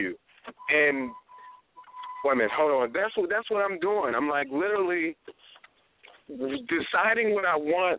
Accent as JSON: {"language": "English", "town": "Baltimore", "region": "Maryland", "country": "United States", "also_born_or_lived": "Northern California", "moved": "yes", "said": "I'm a comedian from Baltimore"}